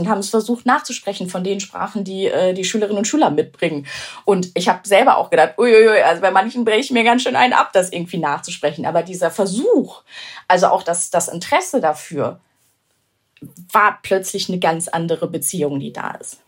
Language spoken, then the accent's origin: German; Germany; ich bin in Deutschland geboren, mein Vater ist sogar schon hier geboren